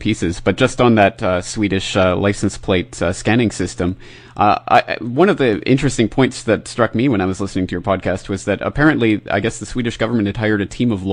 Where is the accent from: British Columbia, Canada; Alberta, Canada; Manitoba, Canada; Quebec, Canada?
Alberta, Canada; Calgary; my hometown of Calgary, Canada